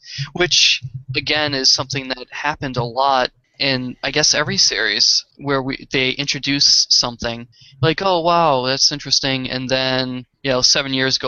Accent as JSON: {"language": "English", "town": "Boston", "region": "Massachusetts", "country": "United States", "accent": "Boston", "said": "my Boston accent"}